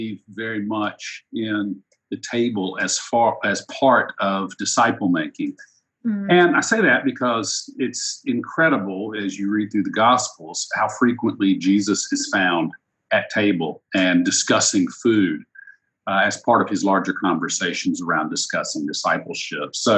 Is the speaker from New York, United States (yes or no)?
no; Chapel Hill, North Carolina, United States; moved away as an adult; also born or lived in Virginia; my hometown of Chapel Hill, North Carolina, which is my home again